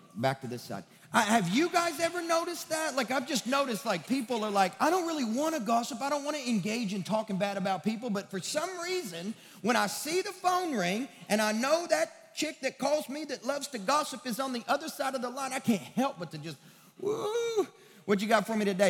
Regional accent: West Kentucky, United States; now in Nashville, United States; I'm from the sticks of West Kentucky

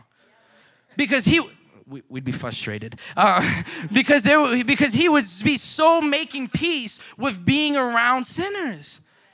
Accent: Florida, United States; I'm from Florida

